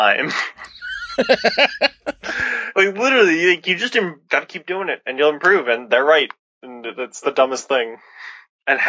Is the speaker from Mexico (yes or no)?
no; Canada; I'm Canadian